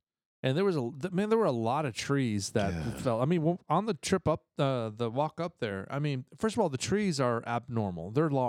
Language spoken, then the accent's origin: English; New Jersey, United States; I had, growing up in New Jersey, we lived on base